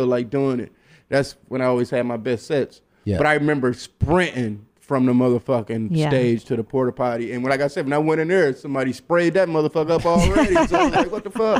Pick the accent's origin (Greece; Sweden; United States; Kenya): United States; Michigan; I'm from Michigan